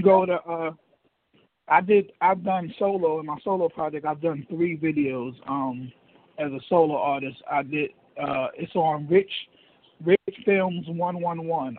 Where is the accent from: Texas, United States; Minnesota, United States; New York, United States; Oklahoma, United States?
New York, United States; New York City; moved away as an adult; also born or lived in Harlem, New York / St. Albans, Queens, New York; now in Daytona Beach, United States; I'm from Riverdale. I was in I grew up my mother lived in the Bronx, Riverdale, the Riverdale section of the Bronx.